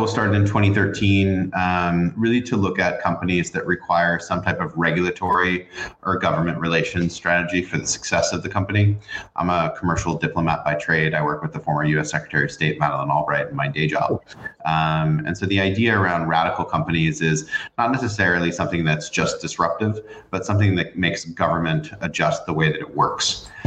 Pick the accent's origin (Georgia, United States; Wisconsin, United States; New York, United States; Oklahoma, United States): New York, United States; growing up in New York